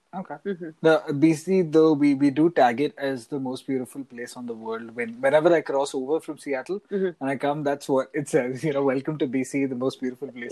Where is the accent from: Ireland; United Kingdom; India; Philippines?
India; Mumbai, Maharashtra; now in Canada; NYC reminds me a lot of home. I come from Mumbai, which is another big city